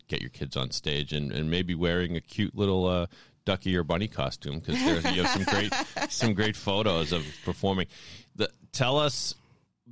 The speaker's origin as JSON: {"language": "English", "town": "Sharon", "region": "Massachusetts", "country": "United States", "tie": "born or raised there", "said": "I grew up in Sharon, which is Stoughton's little younger, wimpier brother"}